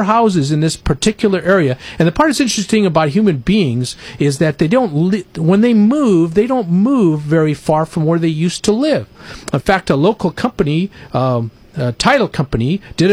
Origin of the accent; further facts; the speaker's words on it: Winters, California, United States; the little town I grew up in Winters, California